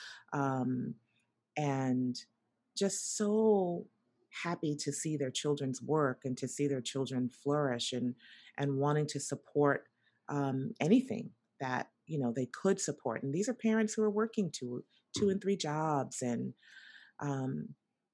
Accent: New York City, New York, United States; I grew up in Brooklyn, New York, and I grew up in the projects

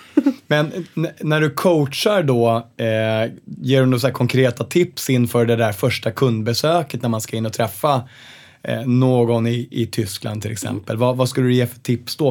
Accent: Sweden; Vi som är svenskar känner sig ofta ganska stolta

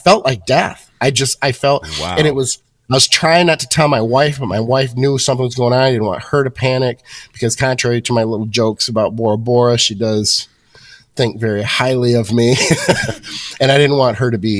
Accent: Michigan, United States; Born and raised in Michigan

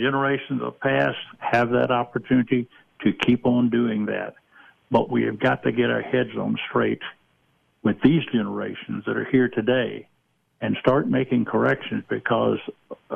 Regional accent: Georgia, United States; moved away; I come from the Deep South. I'm originally from Georgia.

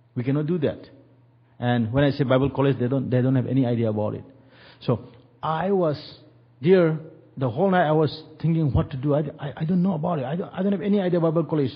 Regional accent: India; moved away; we are from India

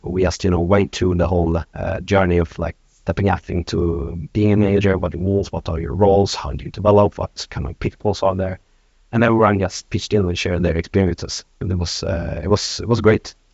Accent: Norrland, Sweden; now in Stockholm, Sweden; I come from north of Sweden. I've uh, been living in Stockholm for the last 20 years

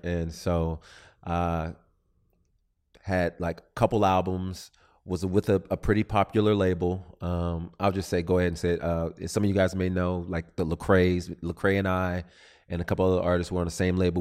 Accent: Southern California, United States; I'm from Southern California

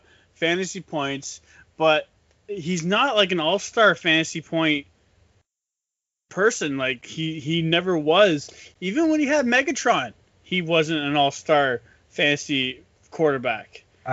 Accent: Canada; we're Canadian. We eat Smarties.

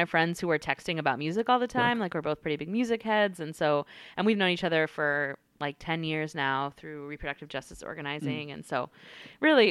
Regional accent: North Carolina, United States; I actually was born and raised in North Carolina

